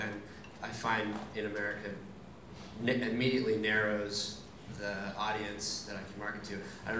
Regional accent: United States; I'm an American director

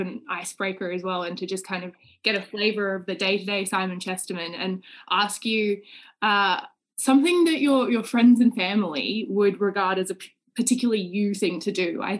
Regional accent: Australia; moved away as an adult; also born or lived in Singapore; now in Oxford, United Kingdom; I'm an Australian Rhodes Scholar in my second year at Oxford.

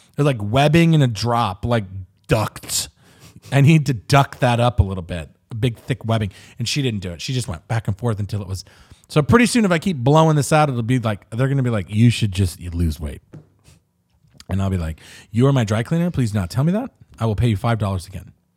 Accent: Riverside, California, United States; I come from Riverside, so you sort of have it in you

